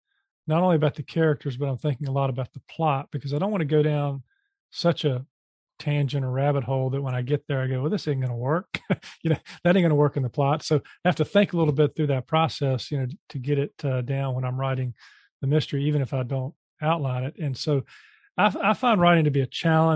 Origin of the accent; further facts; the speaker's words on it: Charlotte, North Carolina, United States; in my hometown here, Charlotte, North Carolina